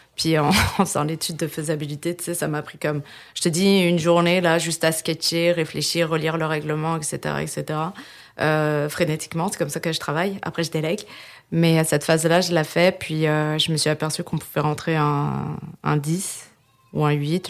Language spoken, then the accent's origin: French; France; moved away as an adult; now in Quebec, Canada; je suis née en France et je suis au Québec depuis 2011.